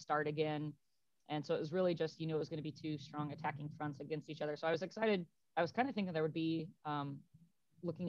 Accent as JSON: {"language": "English", "country": "United States", "said": "being an American fan of the Bundesliga"}